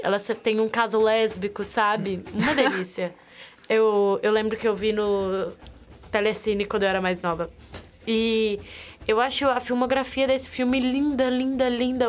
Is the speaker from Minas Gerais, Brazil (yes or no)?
yes; interior of Minas Gerais, Brazil; eu sou do interior de Minas Gerais